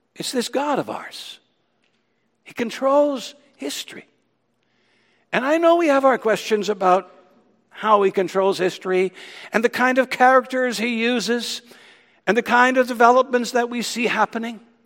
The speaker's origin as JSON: {"language": "English", "region": "Ontario", "country": "Canada", "tie": "born or raised there", "said": "growing up in Ontario"}